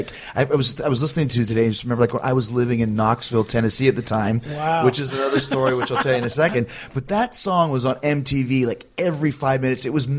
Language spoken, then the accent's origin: English; Winnipeg, Manitoba, Canada; I'm from Winnipeg